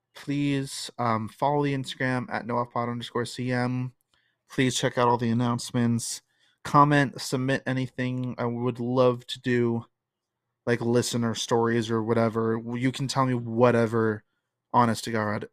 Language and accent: English; New Jersey, United States; growing up in Jersey